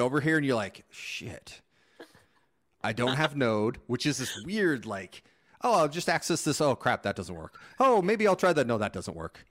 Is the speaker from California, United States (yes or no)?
no; Phoenix, Arizona, United States